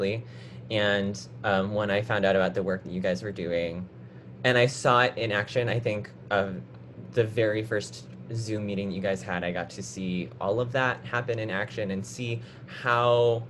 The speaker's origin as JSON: {"language": "English", "town": "Chicago", "region": "Illinois", "country": "United States", "tie": "born or raised there", "said": "I grew up in the Chicago area, and I currently live in Chicago"}